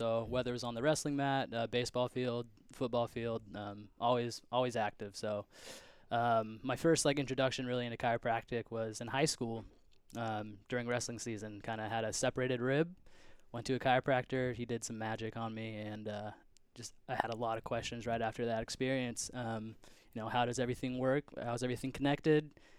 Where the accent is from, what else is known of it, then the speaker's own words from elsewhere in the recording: Yelm, Washington, United States; I grew up in Yelm, Washington, so just like hour or so south, little small town.